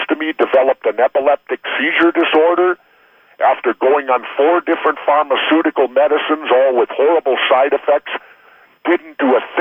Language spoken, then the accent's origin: English; Minnesota, United States; He grew up in my home state.